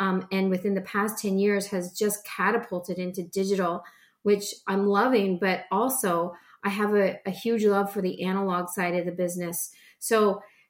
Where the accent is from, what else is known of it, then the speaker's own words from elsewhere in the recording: Canada; I'm Canadian. I live just outside of Toronto